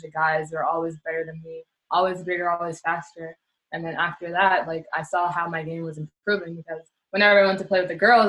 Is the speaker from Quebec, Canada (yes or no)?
yes; Montreal, Quebec, Canada; moved away as an adult; also born or lived in Turkey / Poland; I grew up, for the most part, I grew up in La Chine. So La Chine, Dorval area.